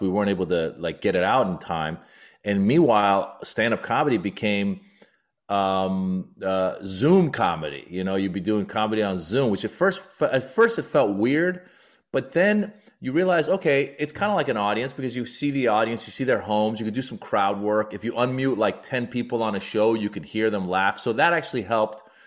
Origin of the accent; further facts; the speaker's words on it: United States; also born or lived in Iran; I'm also Iranian American, so I talk a lot about my immigrant experience and being born in Iran, growing up in America